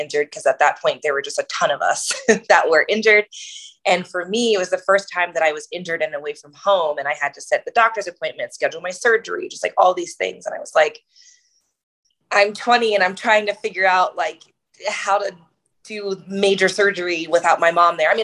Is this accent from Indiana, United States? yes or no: no; Maryland, United States; moved away as an adult; also born or lived in New Jersey / Boston; I'm originally from New Jersey / Maryland. That's where my family is from. Mostly grew up in Maryland